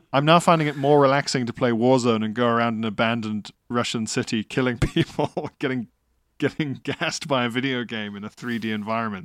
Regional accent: South Africa; as a South African, under apartheid

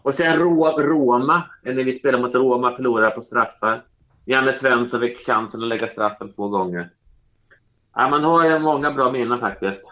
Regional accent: Norrköping, Östergötland, Sweden; moved away as an adult; now in Stockholm, Sweden; hela min uppväxt i Norrköping

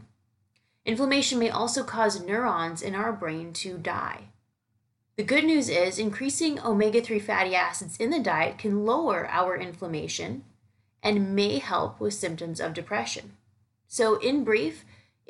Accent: Canada; now in New York City, United States; I'm heading back to my hometown for the weekend

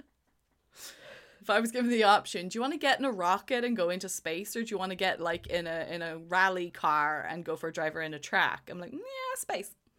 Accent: Ireland; now in United Kingdom; Ireland is my home. I live in the U K, but it's, Ireland is my home. I am Irish.

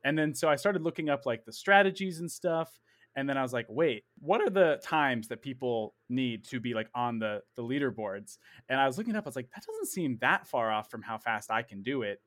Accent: Princeton, Massachusetts, United States; I was born and raised in Princeton, Massachusetts

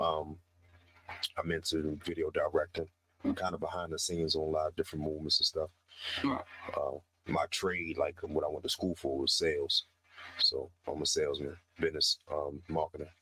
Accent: Baltimore, Maryland, United States; born and raised in West Baltimore

